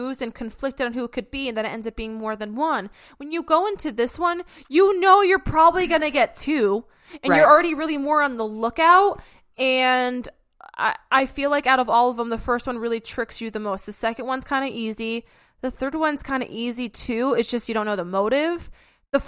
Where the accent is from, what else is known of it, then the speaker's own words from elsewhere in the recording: New England, United States; I'm from New England.